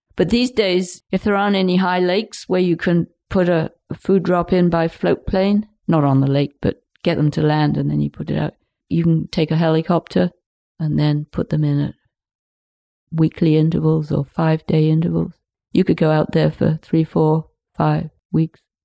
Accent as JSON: {"language": "English", "area": "Lincolnshire", "region": "East Midlands", "country": "United Kingdom", "tie": "born or raised there", "moved": "yes", "lives_now": "Pender Island, Canada", "said": "where we were in Lincolnshire, it's totally flat"}